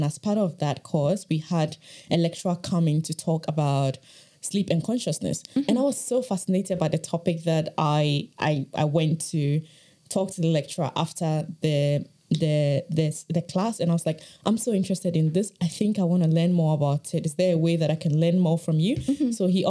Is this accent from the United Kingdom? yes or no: no; Ghana; I am originally from Ghana. My interest in sleep really started during my bachelor's in Ghana, when I was studying psychology.